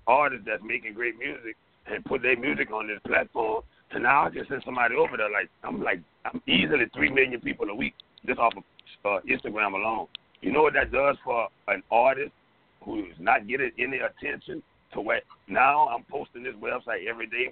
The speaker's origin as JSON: {"language": "English", "region": "Louisiana", "country": "United States", "said": "coming from Louisiana, we get education last."}